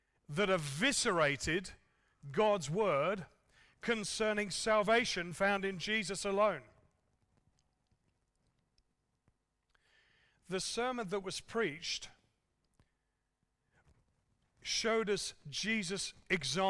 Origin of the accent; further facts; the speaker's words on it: England, United Kingdom; moved away; I'm an Englishman